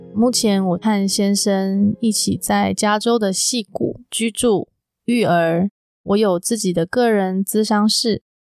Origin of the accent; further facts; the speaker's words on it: Taiwan; moved away as an adult; now in Silicon Valley, United States; 我是在我的家乡台湾录制的